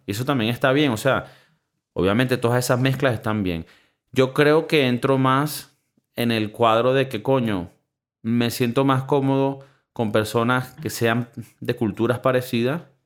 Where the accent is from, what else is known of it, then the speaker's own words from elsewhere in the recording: Venezuela; now in Spain; viniendo de Venezuela